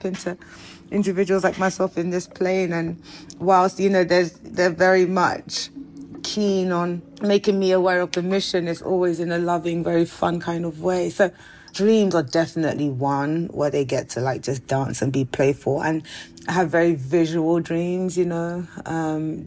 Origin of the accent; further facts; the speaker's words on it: London, United Kingdom; moved away; also born or lived in United States; being of Nigerian heritage and growing up in South London, in Peckham to be exact, on North Peckham Estate to be super exact, and then moving to America